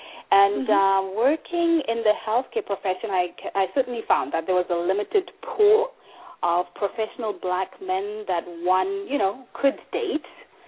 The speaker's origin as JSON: {"language": "English", "country": "Zimbabwe", "moved": "yes", "lives_now": "Canada", "said": "I am originally from Zimbabwe"}